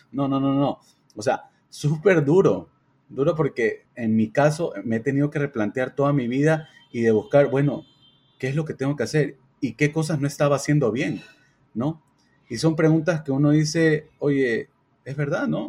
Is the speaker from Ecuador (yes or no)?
yes; Ecuador; Somos cuatro amigos, somos de Ecuador